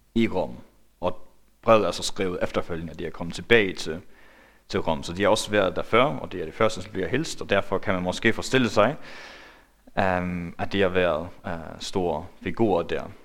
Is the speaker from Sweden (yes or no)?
no; Faroe Islands; now in Denmark; Jeg er færing